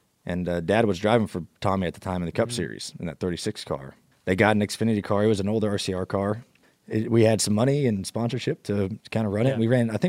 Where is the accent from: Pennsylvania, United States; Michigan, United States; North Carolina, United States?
North Carolina, United States; also born or lived in Ohio; I was born in Ohio and my dad was still racing sprint cars when I was born, but, you know, late 90s, we moved down to North Carolina when he started driving